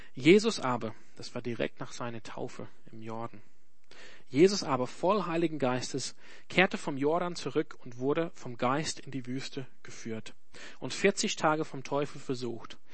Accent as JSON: {"language": "German", "country": "Australia", "second_language": "German", "moved": "yes", "lives_now": "Germany", "said": "ich komme nicht aus Deutschland, ich komme aus Australien"}